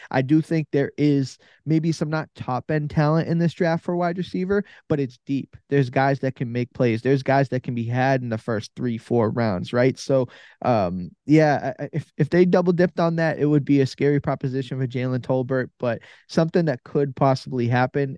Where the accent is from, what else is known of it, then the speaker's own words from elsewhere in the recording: Massachusetts, United States; I'm from Massachusetts